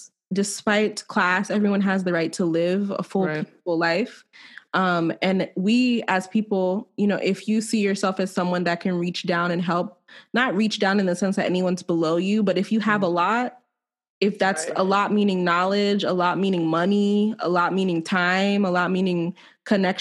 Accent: Silver Spring, Maryland, United States; I'm from Silver Spring.

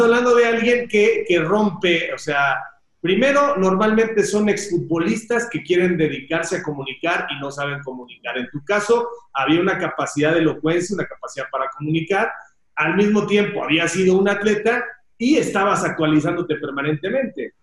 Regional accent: Mexico; somos soberbios los mexicanos

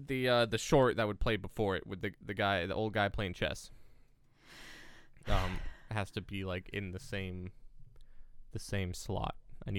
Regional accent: Massachusetts, United States; accent: Boston; You haven't heard my Boston accent yet.

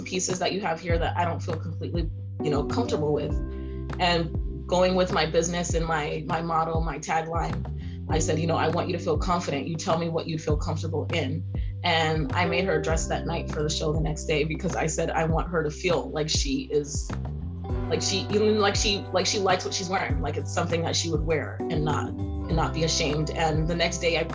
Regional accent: California, United States; also born or lived in Haiti / Ivory Coast; now in Seattle, United States; I was born in California, but my mom is originally from Haiti, the island, and then my dad is originally from Ivory Coast

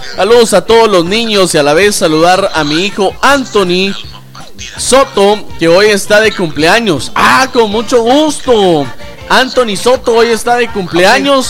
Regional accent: Mixco, Guatemala Department, Guatemala; allá en mi tierra, allá en Misco, estamos de fiesta por la Virgen del Rosario

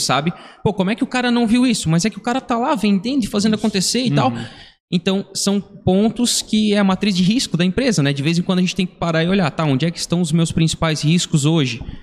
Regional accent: Brazil; Nós somos aqui da região da Vila Nova, a gente frequentava a igreja aqui da Vila Nova

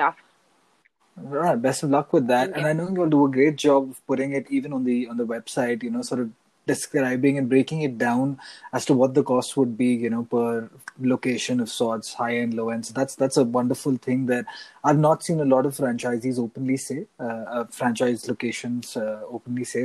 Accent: Mumbai, Maharashtra, India; now in Canada; NYC reminds me a lot of home. I come from Mumbai, which is another big city

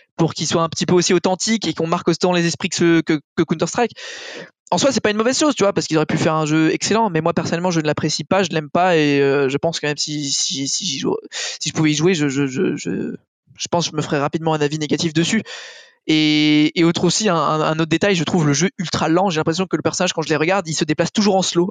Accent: France; maintenant je suis français

